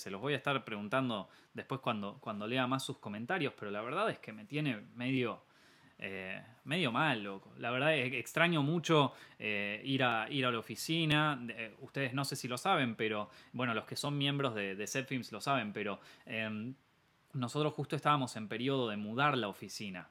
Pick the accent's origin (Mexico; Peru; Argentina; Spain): Argentina; Argentina, el país donde yo nací, el país en donde estoy viviendo actualmente